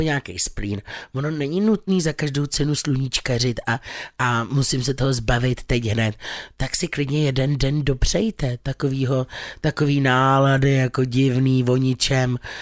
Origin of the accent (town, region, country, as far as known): Czechia